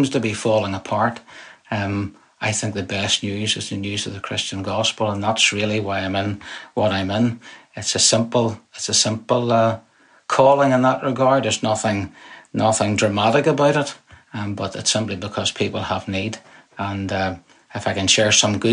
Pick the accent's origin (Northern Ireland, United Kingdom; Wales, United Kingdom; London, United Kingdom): Northern Ireland, United Kingdom; Belfast; moved away as an adult; now in Lowestoft, United Kingdom; I grew up in Northern Ireland. I spent my formative years there